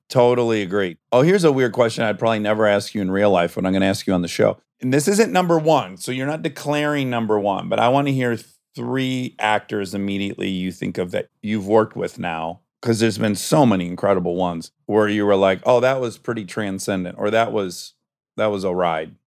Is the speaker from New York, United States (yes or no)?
no; Michigan, United States; moved away; we're both from Michigan.